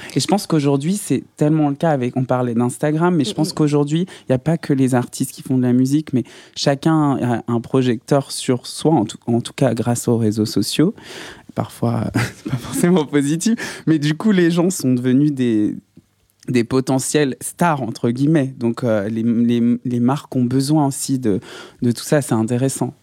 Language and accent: French; Saint-Étienne, Auvergne-Rhône-Alpes, France; moved away; je viens de Saint-Etienne